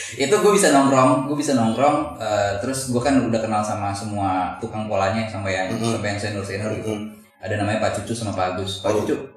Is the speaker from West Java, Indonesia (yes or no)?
yes; Depok, West Java, Indonesia; gue dulu besar di Cinere